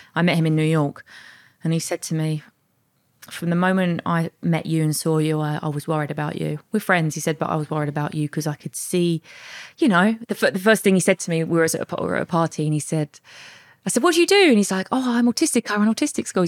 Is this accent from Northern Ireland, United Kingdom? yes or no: no; Bexleyheath, London, United Kingdom; I was born and raised in South East London, Bexley Heath